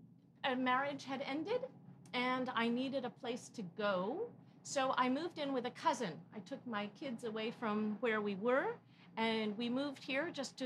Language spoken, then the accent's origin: English; Connecticut, United States; also born or lived in New York City / Baltimore; I was born in New York City also, but grew up in Connecticut. And I moved around rather a lot. I spent 4 years in boarding school outside of Baltimore, Maryland.